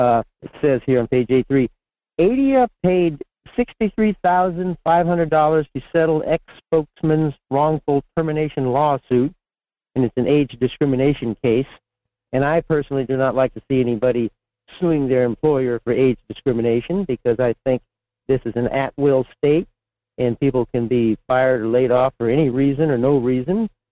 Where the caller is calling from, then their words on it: Fairbanks, Alaska, United States; in Fairbanks.